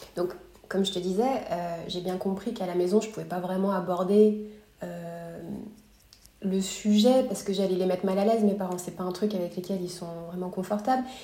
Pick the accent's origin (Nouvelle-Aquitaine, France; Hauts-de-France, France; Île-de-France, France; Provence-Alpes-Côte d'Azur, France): Île-de-France, France; near Paris; moved away as an adult; also born or lived in Montreal, Quebec, Canada / Los Angeles, United States; now in Austin, United States; Je suis née à Montréal au Québec, j'ai grandi près de Paris